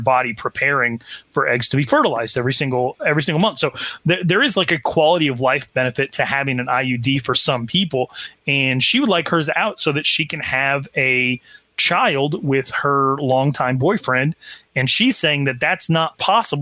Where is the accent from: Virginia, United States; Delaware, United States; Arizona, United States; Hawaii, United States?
Arizona, United States; growing up in Arizona